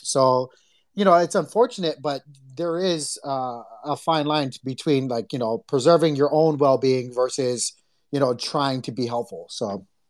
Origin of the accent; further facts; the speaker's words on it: Hawaii, United States; we grew up in Hawaii